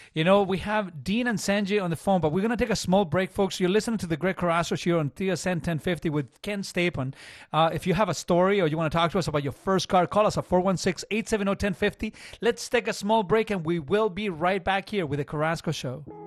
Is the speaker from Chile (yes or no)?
yes; Chile; English is a second language; now in Canada; I came from Chile